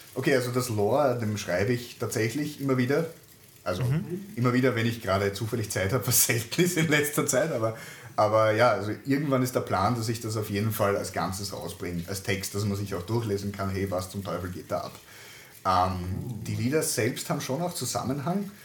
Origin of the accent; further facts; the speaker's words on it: Lower Austria, Austria; accent: Lower Austrian dialect; bei meiner Großmutter teilweise aufgewachsen bin, dadurch habe ich den niederösterreichischen Dialekt drauf